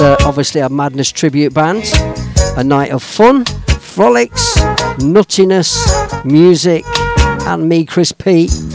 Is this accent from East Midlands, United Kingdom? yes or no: yes; Leicester, East Midlands, United Kingdom; settled in my hometown, Leicester Town